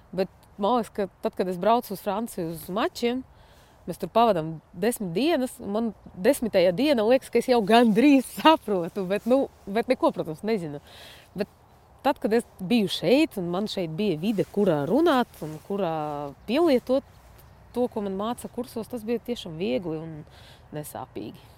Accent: Irkutsk, Irkutsk Oblast, Russia; moved away as an adult; now in Latvia; es piedzimu Irkutskā, pie Baikāla. Uh, tur arī augu, mācījos, studēju, trenējos

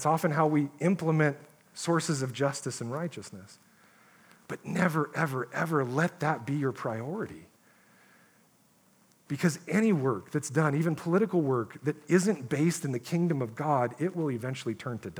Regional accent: United States; us as Christians in America

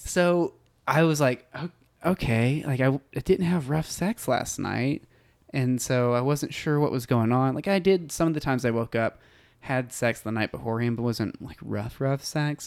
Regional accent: Bonham, Texas, United States; I grew up in a tiny town called Bonham, Texas.

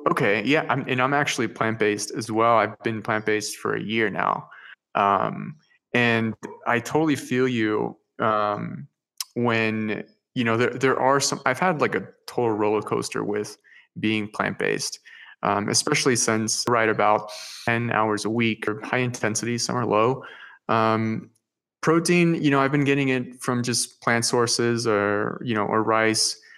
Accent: Peru; English is a second language; I'm originally from Peru.

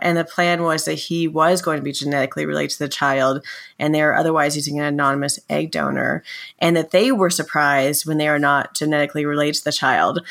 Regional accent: United States; accent: American; my American accent

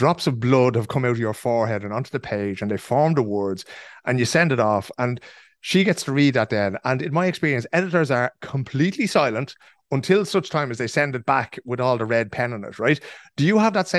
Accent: Dublin, Leinster, Ireland; moved away as an adult; now in Stockholm, Sweden; I grew up in Dublin, right, in the north side of Dublin

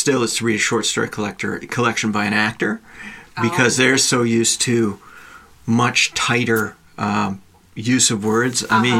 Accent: Nova Scotia, Canada; I was in school and growing up in Nova Scotia

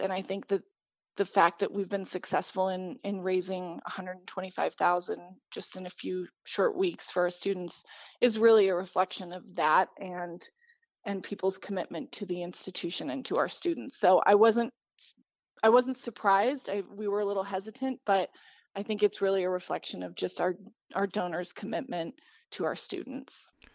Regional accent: Grand Junction, Colorado, United States; I grew up in Grand Junction and, um, went to school here

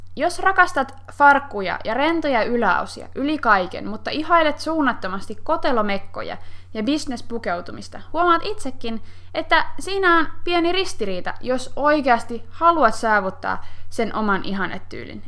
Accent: Finland; me suomalaiset

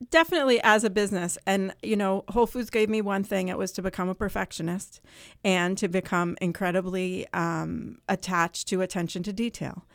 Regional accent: Vermont, United States; now in New Hampshire, United States; I grew up in Vermont

